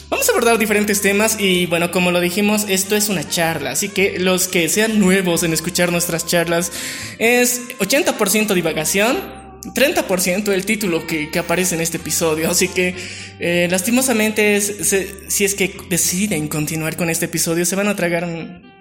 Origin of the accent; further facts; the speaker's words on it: Bolivia; somos de Bolivia.